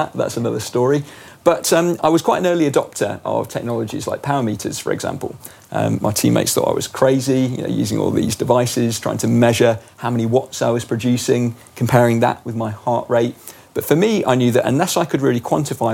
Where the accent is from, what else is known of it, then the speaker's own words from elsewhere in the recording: England, United Kingdom; moved away as an adult; also born or lived in south of France; an English person, as I am